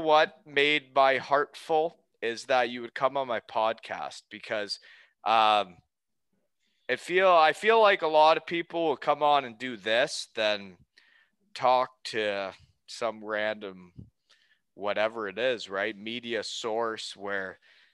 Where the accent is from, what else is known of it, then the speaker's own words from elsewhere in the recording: Elmira, Ontario, Canada; moved away as an adult; also born or lived in Germany / Wales; now in Kincardine, Canada; when I grew up in Elmira